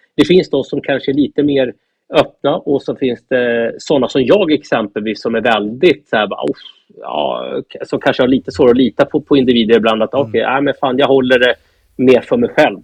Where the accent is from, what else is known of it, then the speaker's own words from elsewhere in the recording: Norrtälje, Stockholm County, Sweden; Jag är uppvuxen i Norrtälje.